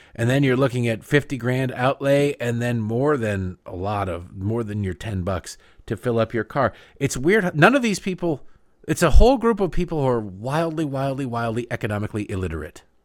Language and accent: English; Michigan, United States; I grew up in Michigan